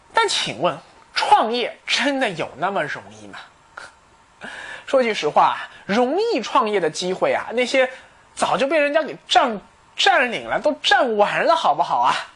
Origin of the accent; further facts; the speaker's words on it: China; 我们中国人